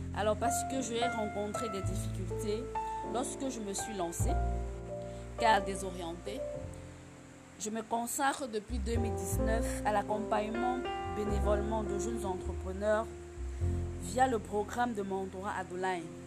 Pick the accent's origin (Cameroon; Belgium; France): Cameroon; réside au Cameroun, mon pays d'origine